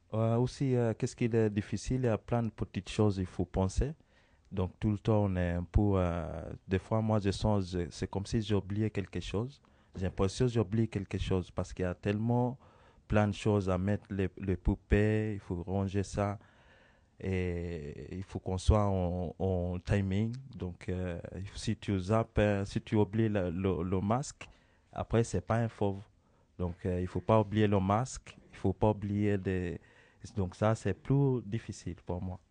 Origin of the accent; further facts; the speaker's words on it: Kenya; moved away; je viens d'Origine Kenya